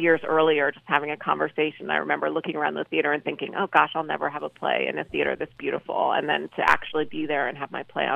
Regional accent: New York City, New York, United States; Brooklyn was a really great place to grow up

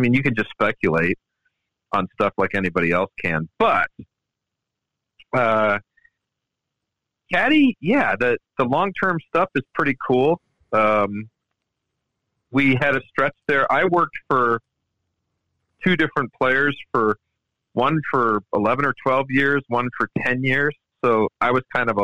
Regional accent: Maryland DC area, United States; I grew up in the Maryland DC area

